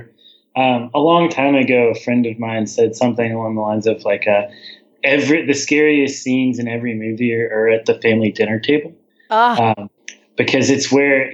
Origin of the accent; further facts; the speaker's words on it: the South, United States; I'm from the South